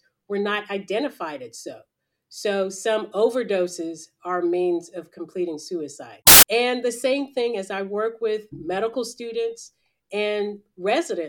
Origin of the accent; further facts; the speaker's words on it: Nashville, Tennessee, United States; also born or lived in Los Angeles, California; I was born in Los Angeles, California, but grew up in Nashville, Tennessee, from early grade school on